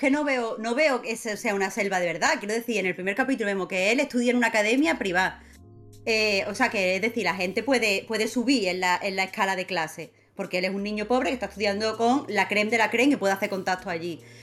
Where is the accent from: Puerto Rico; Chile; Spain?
Spain; Rincón de la Victoria, Andalusia; also born or lived in Málaga / Cádiz / Puerto Real; Yo soy de Málaga, Málaga, Málaga capital, pero he crecido en el Rincón de la Victoria